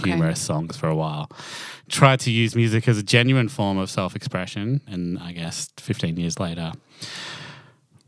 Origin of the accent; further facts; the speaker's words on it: Toowoomba, Queensland, Australia; accent: Australian; I grew up in Toowoomba.